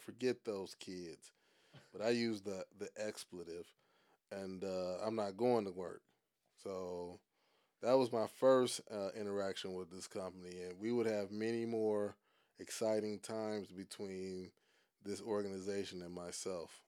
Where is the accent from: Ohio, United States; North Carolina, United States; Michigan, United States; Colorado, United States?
Ohio, United States; Cleveland; moved away as an adult; also born or lived in Saudi Arabia / South Korea; I'm from Cleveland